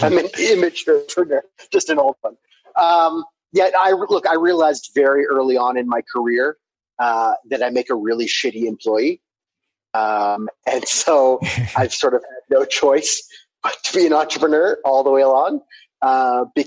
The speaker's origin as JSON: {"language": "English", "country": "Canada", "tie": "born or raised there", "also_born_or_lived": "Singapore / New York, United States", "moved": "as an adult", "lives_now": "Nairobi, Kenya", "said": "I grew up in Canada. I left there in 95, went to Singapore where we met, spent about 13 years there"}